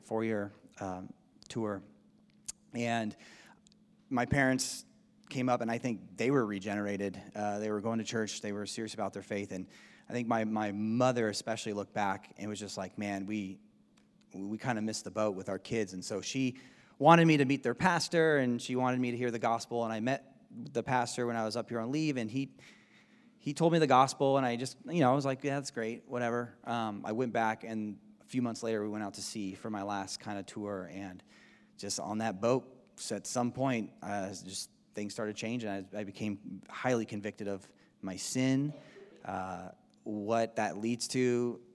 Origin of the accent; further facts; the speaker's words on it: Southern California, United States; moved away as an adult; now in Spokane, United States; We grew up in Southern California